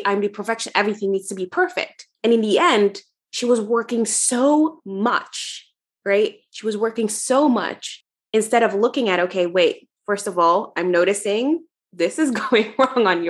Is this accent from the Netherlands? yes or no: yes; Netherlands; where I'm from the Netherlands